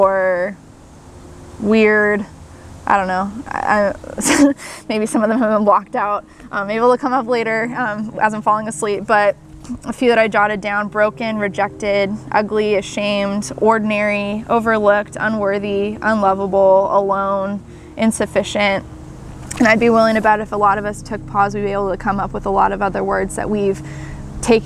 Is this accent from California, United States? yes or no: yes; Southern California, United States; growing up in Southern California